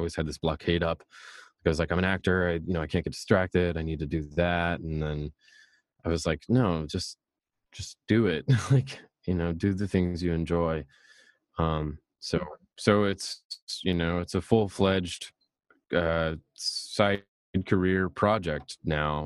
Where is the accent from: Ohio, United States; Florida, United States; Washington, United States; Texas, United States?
Texas, United States; I was from Texas